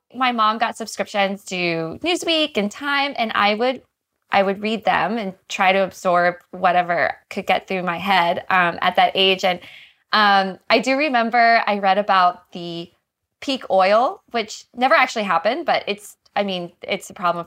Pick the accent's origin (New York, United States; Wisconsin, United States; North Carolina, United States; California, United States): North Carolina, United States; moved away; I grew up in North Carolina in a very, very tiny town outside of Raleigh